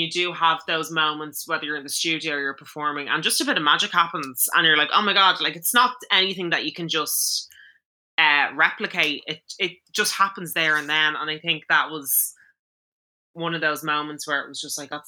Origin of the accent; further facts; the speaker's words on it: Ireland; Growing up in Ireland